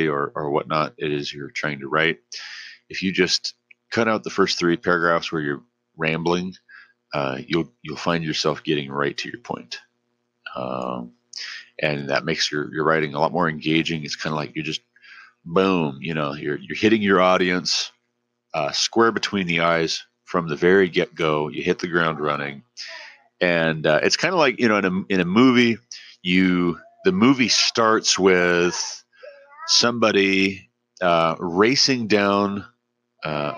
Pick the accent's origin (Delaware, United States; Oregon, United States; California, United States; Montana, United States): Montana, United States; Glendive; also born or lived in Savage, Montana / Hillsborough, Ohio; I'm originally from Glendive, Montana.